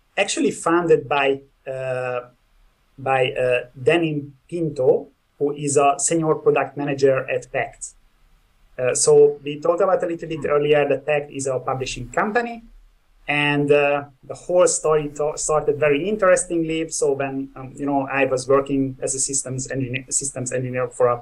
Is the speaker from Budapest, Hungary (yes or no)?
yes; Budapest, Hungary; I'm from Budapest, Hungary.